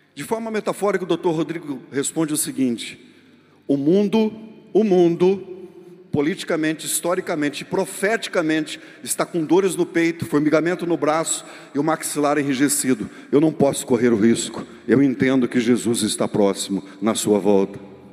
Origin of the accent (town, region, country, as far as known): Brazil